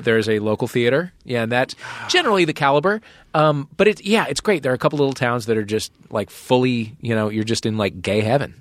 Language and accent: English; St. Louis, Missouri, United States; moved away; my hometown of Saint Louis